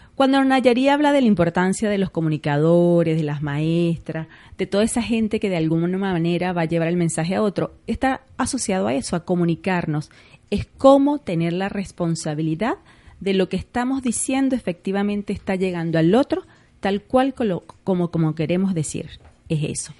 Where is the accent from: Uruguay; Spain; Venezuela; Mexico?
Venezuela; nos acostumbramos, por ejemplo, los venezolanos, entre esos me incluyo como buena venezolana, que nos comemos las S